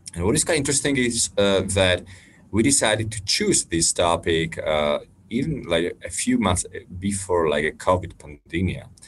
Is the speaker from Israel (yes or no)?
no; Slovakia; in my home country, which is Slovakia